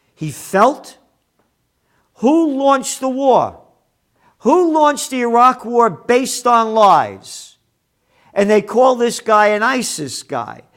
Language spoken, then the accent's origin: English; United States; I am an American.